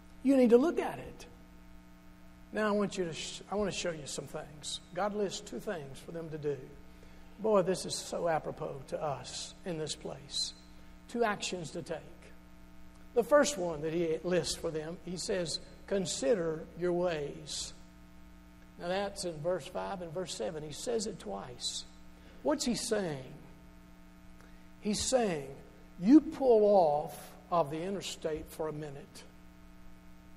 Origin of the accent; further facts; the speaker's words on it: Charleston, Kentucky, United States; I'm from Charleston originally. The Charleston right here in Hopkins County.